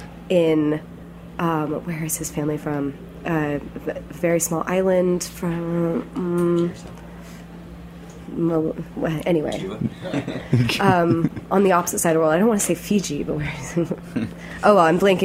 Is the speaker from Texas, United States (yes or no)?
yes; Austin, Texas, United States; I'm from Austin, Texas